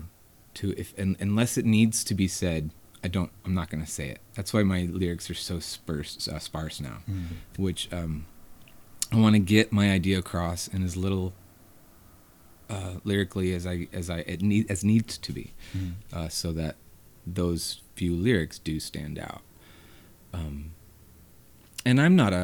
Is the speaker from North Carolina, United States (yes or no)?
yes; Hendersonville, North Carolina, United States; also born or lived in Asheville, North Carolina; I grew up in Hendersonville, North Carolina, and came to Asheville often